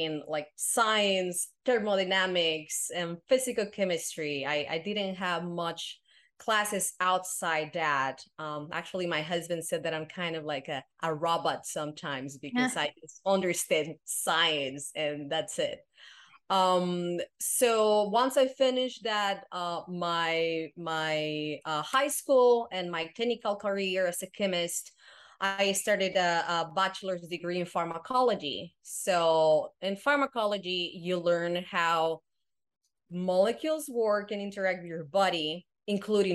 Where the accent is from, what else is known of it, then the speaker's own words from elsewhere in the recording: Guadalajara, Jalisco, Mexico; English is a second language; moved away as an adult; now in United States; And I grew up in Mexico. So I'm originally from Guadalajara